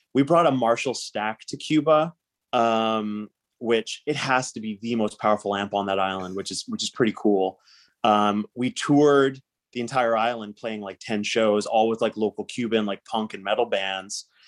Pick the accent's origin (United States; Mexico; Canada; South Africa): Canada; Surrey, British Columbia; I grew up in Surrey